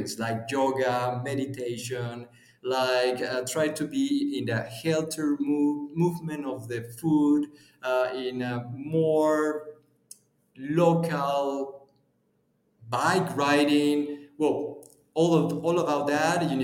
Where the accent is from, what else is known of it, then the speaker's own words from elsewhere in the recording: Puebla, Mexico; I'm from Mexico. I'm from almost the middle of the Mexico countryside. We are in the largest four city in Mexico. The name is Puebla